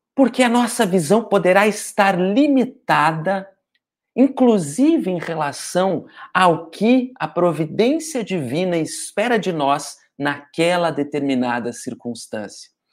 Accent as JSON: {"language": "Portuguese", "town": "Porto Alegre", "region": "Rio Grande do Sul", "country": "Brazil", "moved": "yes", "lives_now": "Rio de Janeiro, Brazil", "said": "Eu também sou de Porto Alegre, mas estou morando no Rio de Janeiro"}